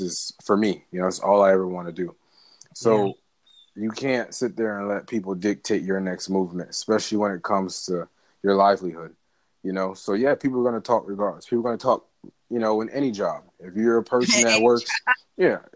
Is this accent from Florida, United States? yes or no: yes; Miami, Florida, United States; I was born and raised in Miami, Dade County all day